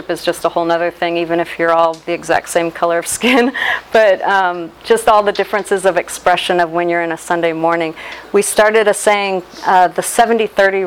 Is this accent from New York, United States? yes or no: no; Cincinnati, Ohio, United States; I was born in Cincinnati